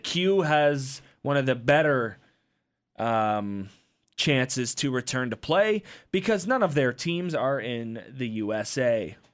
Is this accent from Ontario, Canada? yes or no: yes; Windsor, Ontario, Canada; I grew up in Windsor